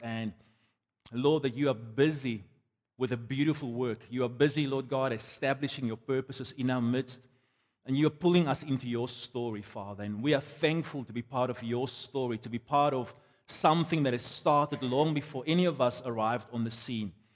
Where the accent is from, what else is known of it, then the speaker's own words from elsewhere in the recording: South Africa; I'm a South African on my passport.